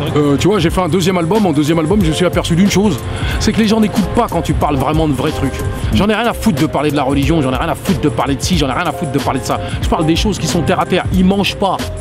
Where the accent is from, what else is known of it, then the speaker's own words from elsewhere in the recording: France; je suis français